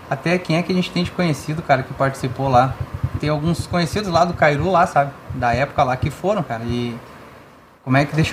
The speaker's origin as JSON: {"language": "Portuguese", "town": "Taquara", "region": "Rio Grande do Sul", "country": "Brazil", "tie": "born there", "said": "Cara, nasci na nossa maravilhosa Taquara, Rio Grande do Sul."}